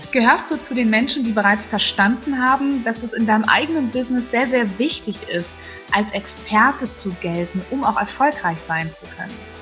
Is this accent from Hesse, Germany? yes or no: no; Flensburg, Schleswig-Holstein, Germany; moved away; meine alte Heimat, also sehr, sehr weit im Norden von Deutschland